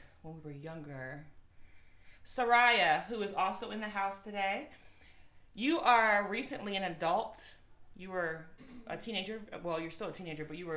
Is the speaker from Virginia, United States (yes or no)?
yes; Woodbridge, Virginia, United States; Woodbridge, my hometown, Woodbridge